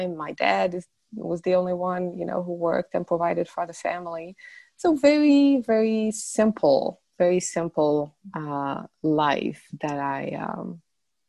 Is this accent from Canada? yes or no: no; Morocco; moved away as an adult; now in United States; I was born and raised in Morocco